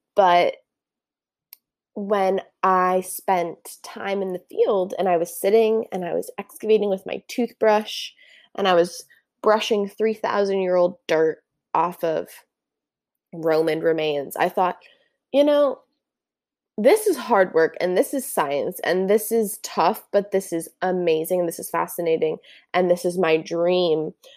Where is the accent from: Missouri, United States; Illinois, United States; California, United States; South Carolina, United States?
California, United States; Santa Barbara; also born or lived in Newport, Oregon / Ventura, California; when I was seven, I moved to Santa Barbara, where I did most of my elementary and middle school years